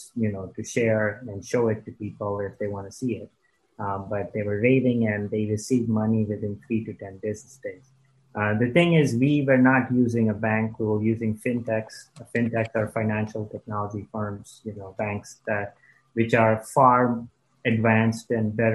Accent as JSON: {"language": "English", "country": "India", "tie": "born or raised there", "also_born_or_lived": "Dayton, Ohio, United States", "moved": "yes", "lives_now": "United States", "said": "my parents got divorced, went back to India, grew up there"}